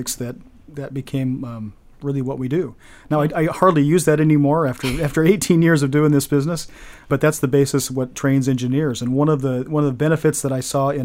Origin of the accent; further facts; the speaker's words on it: Olympia, Washington, United States; I grew up in Olympia.